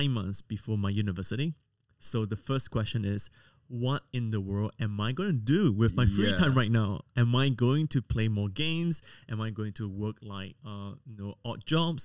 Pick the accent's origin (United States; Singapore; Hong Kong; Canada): Singapore; moved away as an adult; now in Sydney, Australia; I was born and raised in Singapore